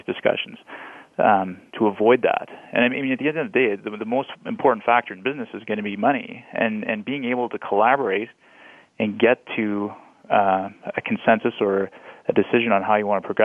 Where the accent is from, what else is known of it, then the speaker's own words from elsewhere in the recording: Canada; as Canadian